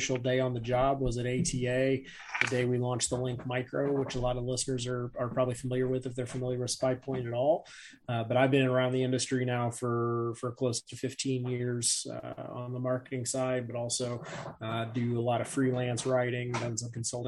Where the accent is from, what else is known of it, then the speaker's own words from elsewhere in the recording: Northeast Indiana, United States; I'm in Northeast Indiana. I'm between like Fort Wayne and Warsaw